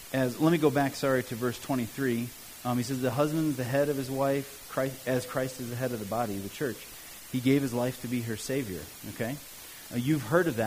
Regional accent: Cleveland, Ohio, United States; also born or lived in Southern Africa; now in Mount Olympus, United States; I'll always be a Cleveland fan just because I grew up in Cleveland

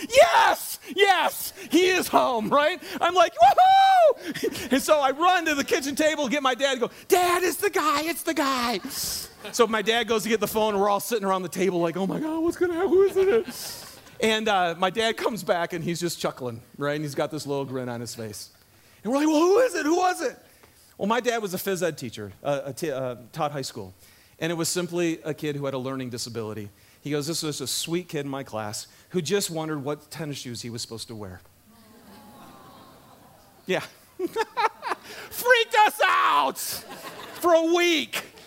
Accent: Michigan, United States; moved away; I grew up in Michigan, uh, out in the woods

